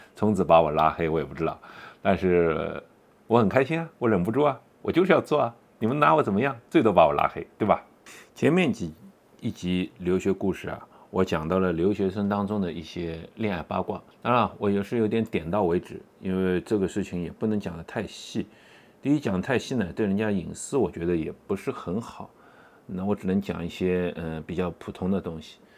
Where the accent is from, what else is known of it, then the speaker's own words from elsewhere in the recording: China; moved away as an adult; also born or lived in Boston, United States; 我作为一个中国人都受不了